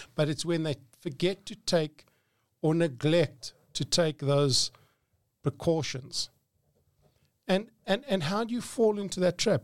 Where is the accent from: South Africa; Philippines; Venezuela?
South Africa; Johannesburg, Gauteng; I grew up in Johannesburg